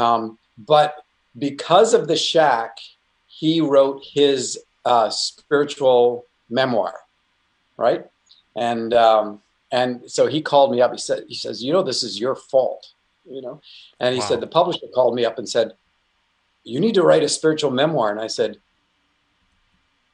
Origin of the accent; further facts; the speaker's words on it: Canada; Being a Canadian